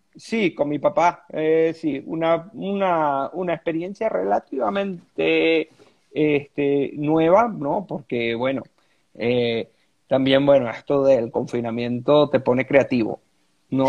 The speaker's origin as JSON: {"language": "Spanish", "country": "Venezuela", "said": "como decimos aquí en Venezuela."}